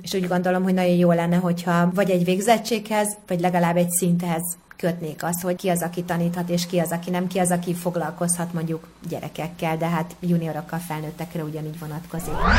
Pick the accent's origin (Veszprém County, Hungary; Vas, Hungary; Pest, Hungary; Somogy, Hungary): Veszprém County, Hungary; Ajka; Én egyébként Ajkán születtem